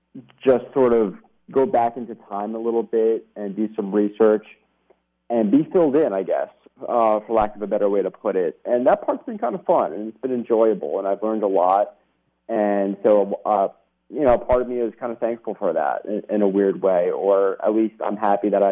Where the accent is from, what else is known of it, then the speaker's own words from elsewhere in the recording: New York City, New York, United States; moved away; I grew up in New York City.